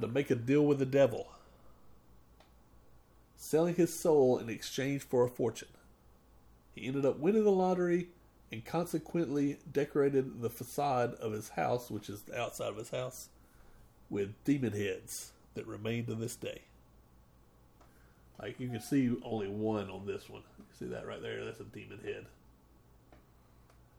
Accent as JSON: {"language": "English", "region": "the South", "country": "United States", "said": "We are from the South"}